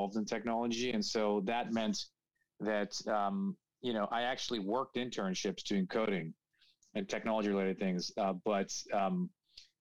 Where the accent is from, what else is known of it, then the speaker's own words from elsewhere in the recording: Toronto, Ontario, Canada; moved away as an adult; also born or lived in United States / England / Paris, France; born and raised in Toronto